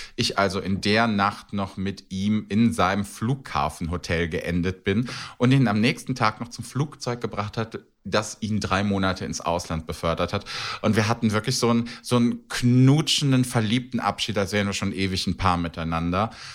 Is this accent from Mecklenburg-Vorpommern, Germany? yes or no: no; Cologne, North Rhine-Westphalia, Germany; ich bin Kölner und ich kenne den Kölner Karneval